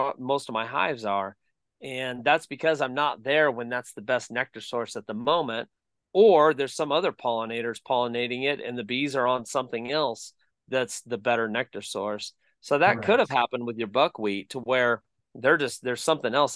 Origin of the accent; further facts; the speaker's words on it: Bakersfield, California, United States; moved away as an adult; now in Columbia, Tennessee, United States; where we grew up in Bakersfield, California